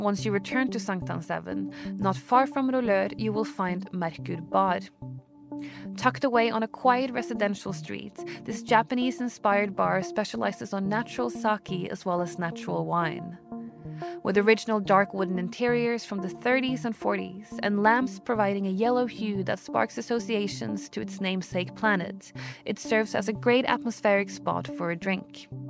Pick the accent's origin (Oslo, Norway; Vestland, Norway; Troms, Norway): Oslo, Norway; Today I'm taking you to my hometown of Oslo, Norway